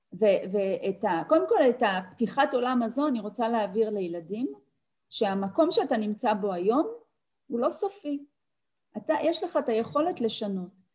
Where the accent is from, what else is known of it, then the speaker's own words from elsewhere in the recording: Tel Aviv, Tel Aviv District, Israel; אני באתי מבית וחוויתי מחסור, בית שלא היה בו הרבה, שכונה בדרום תל אביב